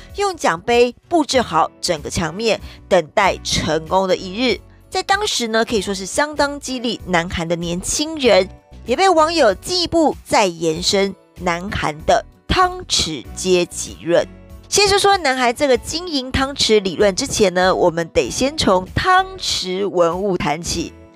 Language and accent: Chinese; Taiwan; 我们台人